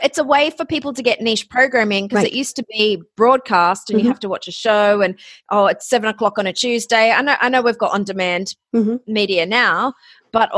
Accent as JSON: {"language": "English", "country": "Australia", "also_born_or_lived": "Ohio", "moved": "yes", "lives_now": "Los Angeles, United States", "said": "I am Australian."}